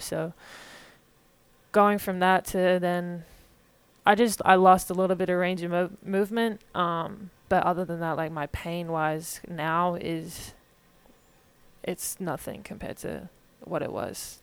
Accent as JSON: {"language": "English", "town": "Warrandyte", "region": "Victoria", "country": "Australia", "tie": "born or raised there", "moved": "as an adult", "lives_now": "Little Rock, United States", "said": "I grew up in kind of a small town called Warrendite"}